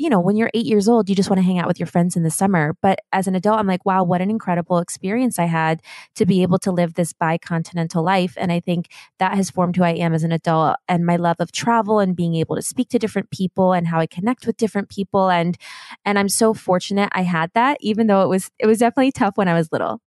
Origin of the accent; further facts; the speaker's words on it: Germany; now in Los Angeles, United States; growing up in Germany